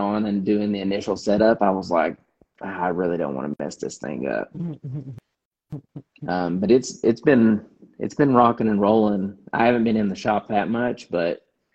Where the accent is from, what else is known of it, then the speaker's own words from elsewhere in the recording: Kentucky, United States; moved away; I'm from Kentucky